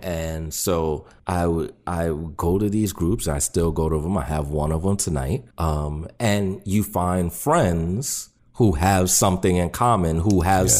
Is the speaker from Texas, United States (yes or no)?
no; New York City, New York, United States; I grew up in New York City